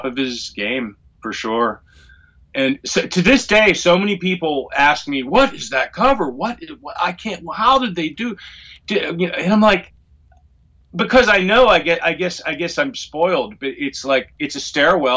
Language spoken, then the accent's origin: English; Pittsburgh, Pennsylvania, United States; the hill I grew up on in Pittsburgh